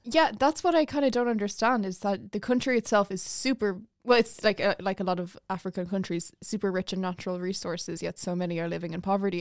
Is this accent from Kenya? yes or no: no; Dublin, Leinster, Ireland; where I'm from, I'm from North Dublin.